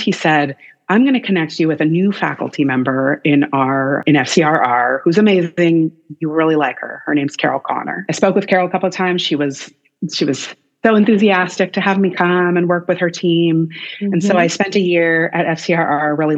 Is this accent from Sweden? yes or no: no; Canada; moved away as an adult; also born or lived in Nashville, Tennessee, United States; now in Austin, United States; as a Canadian